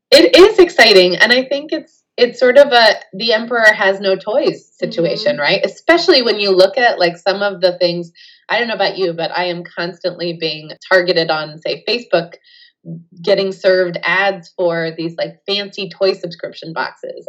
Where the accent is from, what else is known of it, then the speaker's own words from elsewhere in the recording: California, United States; I'm from California